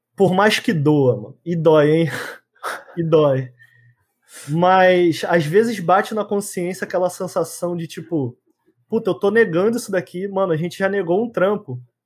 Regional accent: Brazil; de onde eu vim, galera da favela

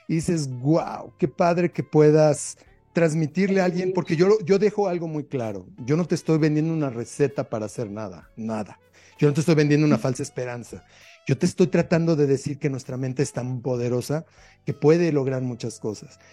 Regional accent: Mexico; como mexicano

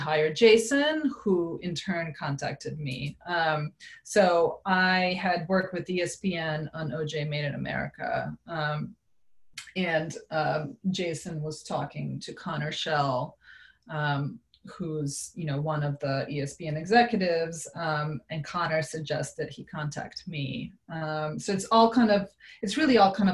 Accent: Serbia; now in United States; I grew up in Serbia

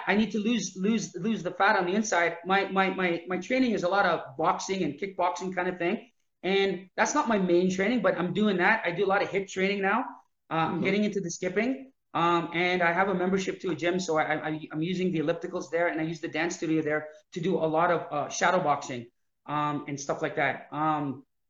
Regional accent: Canada; I'm Canadian.

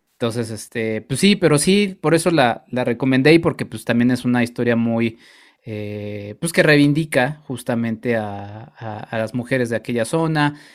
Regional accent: Mexico; nosotros como mexicanos

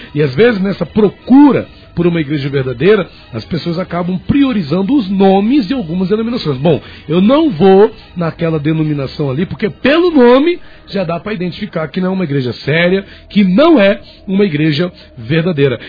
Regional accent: Brazil; sou brasileiro também

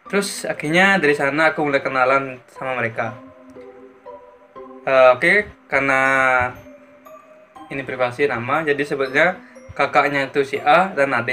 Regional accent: Gianyar, Bali, Indonesia; Sementara aku dari Gianyar.

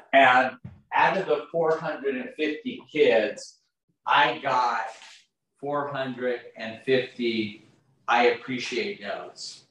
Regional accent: Los Angeles, California, United States; I grew up in Granada Hills

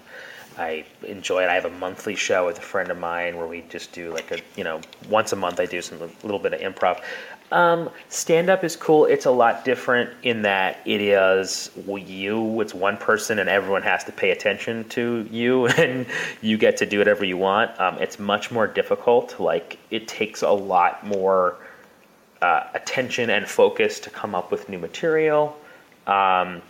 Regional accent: Wisconsin, United States; moved away as an adult; also born or lived in New York City; I'm from Wisconsin, which is where the home of comedy sports

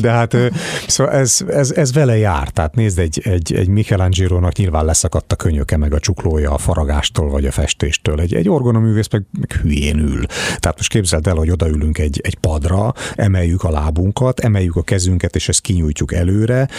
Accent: Hungary; also born or lived in United States; És én ilyen amerikás magyar vagyok

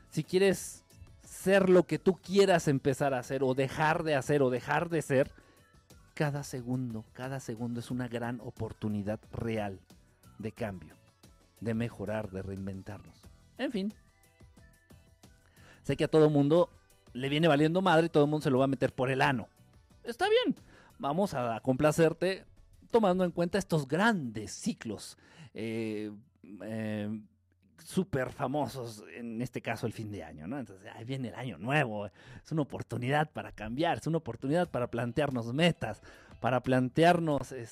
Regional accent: Mexico; Soy, soy mexicano, soy católico, le voy a la América, me gusta la chela, voto por el PRI.

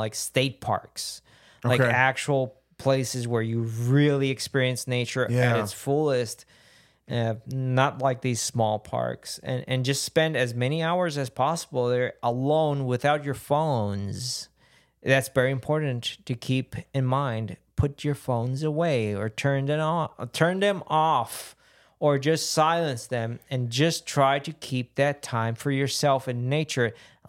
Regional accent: Puerto Rico; We're both from Puerto Rico.

